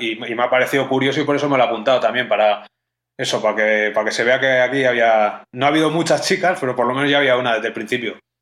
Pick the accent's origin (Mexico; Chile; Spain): Spain; Pamplona, Navarre; moved away; also born or lived in Madrid; Yo nací en Madrid, pero he vivido casi toda mi vida en Pamplona, luego me volví a Madrid